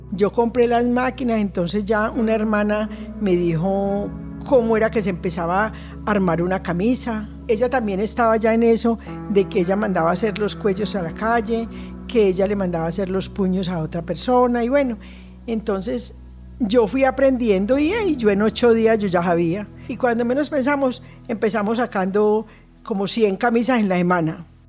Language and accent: Spanish; Bello, Antioquia, Colombia; moved away as an adult; now in Envigado, Colombia; Nací en Bello. Toda la vida vivimos entre Santa Catalina y eh, por toda la 47 y el terminal de la 47.